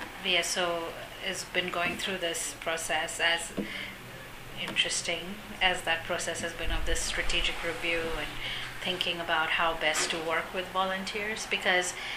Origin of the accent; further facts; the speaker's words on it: India; now in United States; I'm Indian by nationality. I have a U.S. green card.